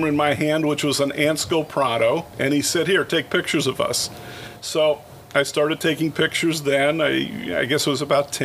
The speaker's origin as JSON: {"language": "English", "town": "Santa Monica", "region": "California", "country": "United States", "tie": "born or raised there", "also_born_or_lived": "Detroit", "said": "I grew up in Santa Monica."}